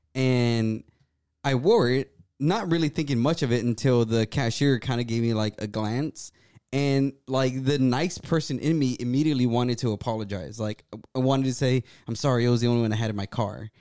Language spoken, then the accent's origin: English; Brownsville, Texas, United States; I come from Brownsville, Texas, right? That's a border town.